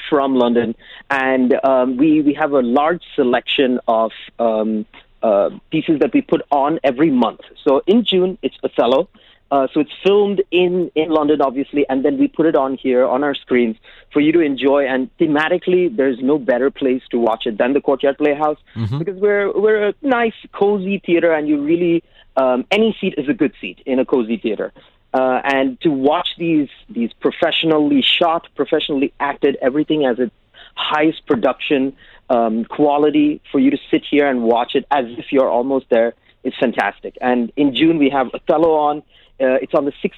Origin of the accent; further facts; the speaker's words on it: United Arab Emirates; I'm from Sri Lanka, but I've born and brought up in the UAE.